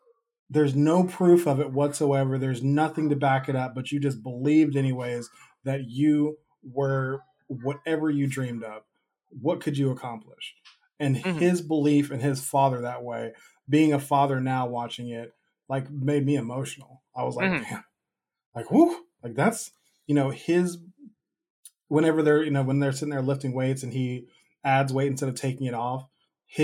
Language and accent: English; United States; growing up in America